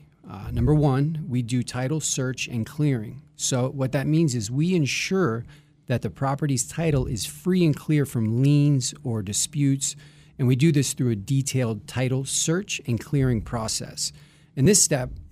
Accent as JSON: {"language": "English", "area": "Broward County", "region": "Florida", "country": "United States", "tie": "born or raised there", "also_born_or_lived": "Palm Beach County, Florida", "said": "I'm a Florida native. I was born in Broward County, and I've lived mostly in Broward and Palm Beach County."}